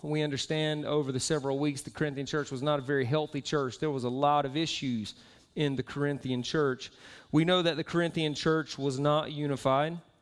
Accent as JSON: {"language": "English", "region": "Southeast", "country": "United States", "also_born_or_lived": "Florida", "moved": "as an adult", "lives_now": "Utah, United States", "said": "I am from the southeast"}